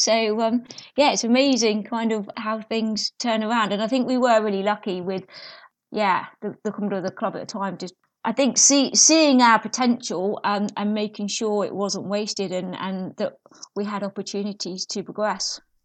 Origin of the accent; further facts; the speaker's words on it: South Nutfield, South East England, United Kingdom; I grew up in Surrey, um, in, I can't, a little village called South Knotfield